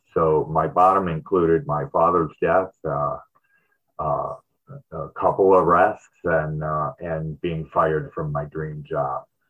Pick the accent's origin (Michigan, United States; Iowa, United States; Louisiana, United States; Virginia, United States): Michigan, United States; Detroit; moved away; I was born in Michigan, Detroit, and uh, it, it's really cold there